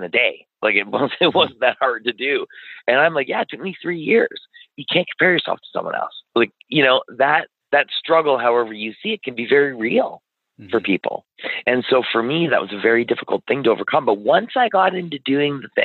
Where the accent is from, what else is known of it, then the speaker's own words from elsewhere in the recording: Ottawa, Ontario, Canada; we grew up in West Carleton, just sort of on the edge of Kanata and West Carleton